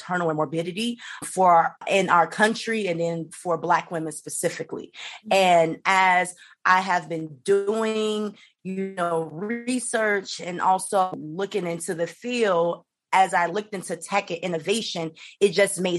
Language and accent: English; Chicago, Illinois, United States; moved away; I'm originally from Chicago, Illinois